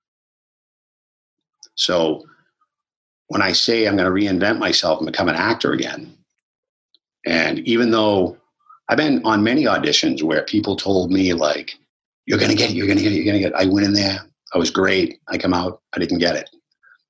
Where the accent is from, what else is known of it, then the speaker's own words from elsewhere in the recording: Boston, Massachusetts, United States; I grew up in Boston my whole life.